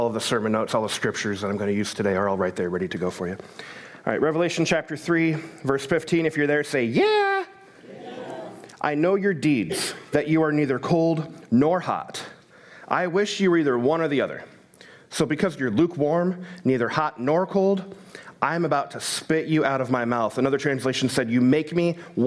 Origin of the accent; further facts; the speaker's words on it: United States; I'm an American